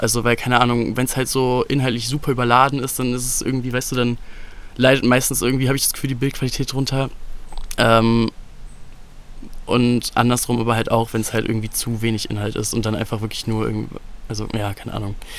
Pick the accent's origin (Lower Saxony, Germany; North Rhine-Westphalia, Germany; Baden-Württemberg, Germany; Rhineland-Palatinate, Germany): North Rhine-Westphalia, Germany; Solingen; Solingen ist so jetzt im Nachhinein auf jeden Fall eine nice Stadt zum Aufwachsen gewesen